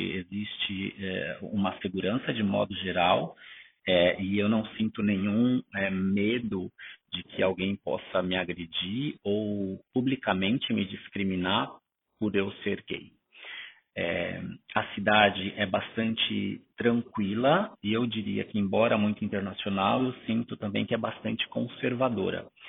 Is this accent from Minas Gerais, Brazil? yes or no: no; São Paulo, Brazil; moved away as an adult; also born or lived in interior of Paraná, Brazil; now in Basel, Switzerland; sou natural do interior do Paraná e cresci na cidade de São Paulo.